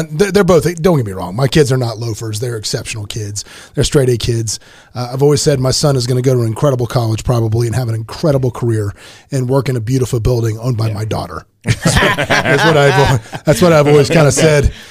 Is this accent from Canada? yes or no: yes; Canada; I'm Canadian.